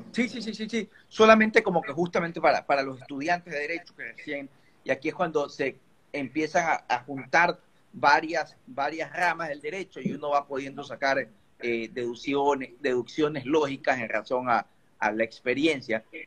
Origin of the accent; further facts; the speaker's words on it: Ecuador; todos somos de Ecuador aquí, hechos en Ecuador